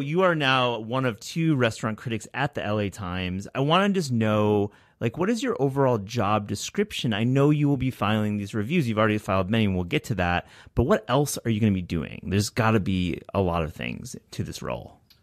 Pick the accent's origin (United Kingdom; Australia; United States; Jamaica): United States; New York; a New Yorker